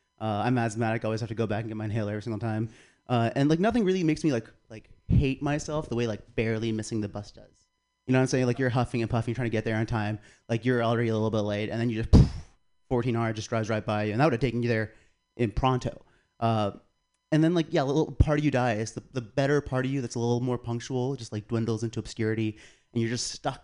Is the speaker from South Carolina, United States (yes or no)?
yes; South Carolina, United States; moved away; I'm from South Carolina